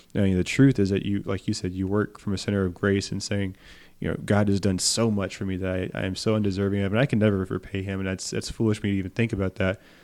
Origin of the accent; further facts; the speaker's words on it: Beaumont, Texas, United States; my hometown was hurt by Hurricane Harvey in Beaumont